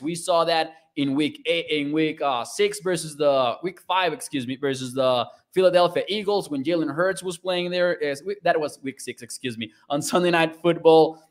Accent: Mexico; now in Texas, United States; I'm from Mexico

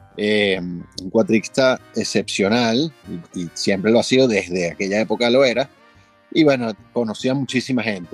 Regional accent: Venezuela; aquí nací, aquí me moriré, yo aquí me quedo, bueno, estoy atornillado a este país

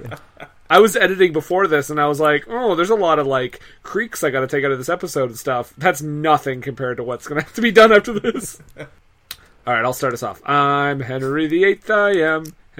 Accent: Montreal, Quebec, Canada; I guess technically I was born in Montreal, so I just don't admit it.

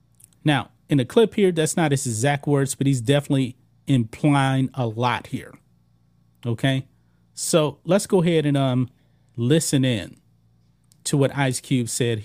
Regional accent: Texas, United States; I'm from Texas.

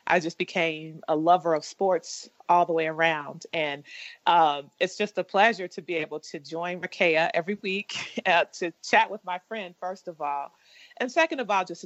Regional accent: Louisville, Kentucky, United States; also born or lived in Indiana; I'm originally from Louisville, Kentucky

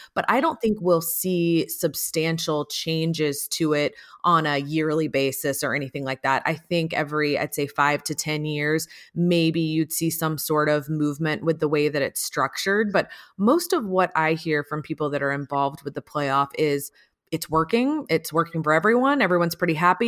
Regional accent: Atlanta, Georgia, United States; I grew up in Atlanta

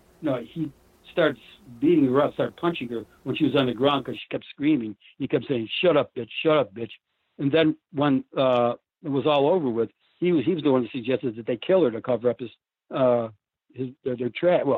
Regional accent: Auburn, New York, United States; moved away; also born or lived in Washington, D.C.; I was born and raised in Auburn

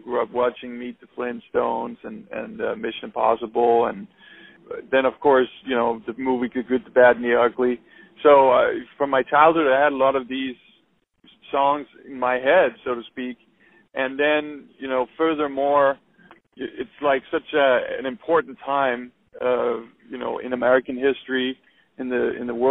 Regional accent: Copenhagen, Capital Region of Denmark, Denmark; moved away as an adult; now in United States; I grew up in Copenhagen, Denmark

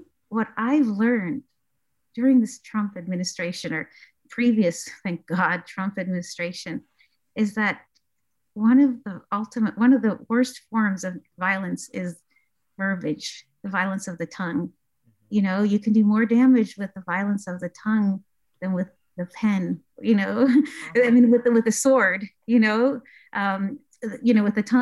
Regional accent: Pittsburgh, Pennsylvania, United States; also born or lived in Iraq; I actually grew up in Squirrel Hill, Pittsburgh, in Mr. Rogers' neighborhood

